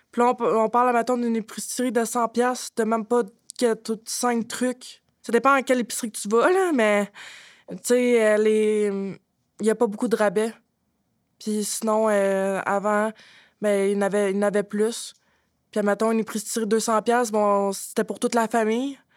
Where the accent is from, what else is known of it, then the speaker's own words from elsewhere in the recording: Drummondville, Quebec, Canada; J'ai 25 ans. Je viens de Drummondville.